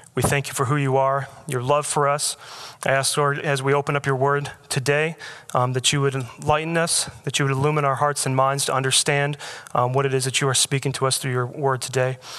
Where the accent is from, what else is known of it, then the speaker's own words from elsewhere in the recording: Michigan, United States; moved away as an adult; also born or lived in Alaska; now in Raleigh, United States; I was born in Michigan